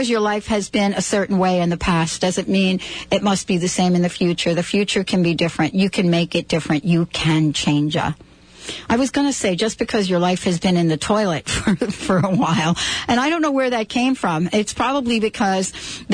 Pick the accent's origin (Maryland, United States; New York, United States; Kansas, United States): New York, United States; New York City; I grew up in the Bronx in New York